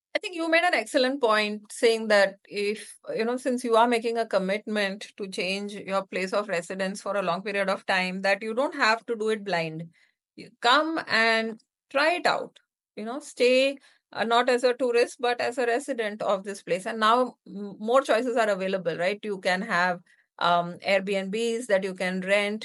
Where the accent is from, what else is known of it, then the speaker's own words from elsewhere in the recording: India; moved away as an adult; also born or lived in United States / Hyderabad, India; now in Singapore; the move back to India from the U S